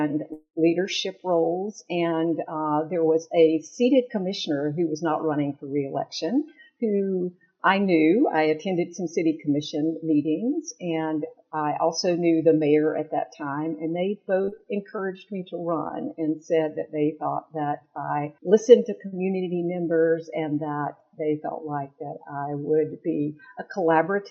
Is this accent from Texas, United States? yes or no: yes; Longview, Texas, United States; also born or lived in Chattanooga, Tennessee; now in Decatur, United States; I actually grew up in a small town in East Texas, Longview, Texas